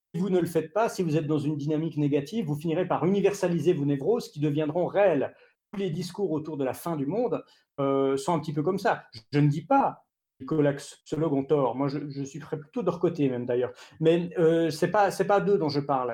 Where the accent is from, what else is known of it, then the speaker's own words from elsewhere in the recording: Switzerland; en tant que Suisse